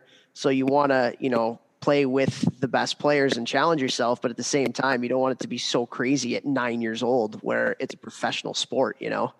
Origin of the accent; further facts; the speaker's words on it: Chicago, Illinois, United States; I grew up in Chicago, got to play junior hockey in Chicago. I didn't have to leave home until I went to university.